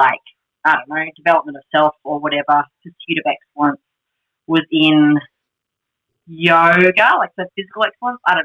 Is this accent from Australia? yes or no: yes; Australia